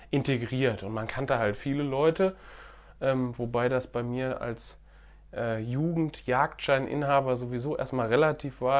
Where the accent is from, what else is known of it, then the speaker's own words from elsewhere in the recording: Düsseldorf, North Rhine-Westphalia, Germany; ich komme aus Düsseldorf ja. Ähm, Düsseldorf hat ja relativ viele Einwohner.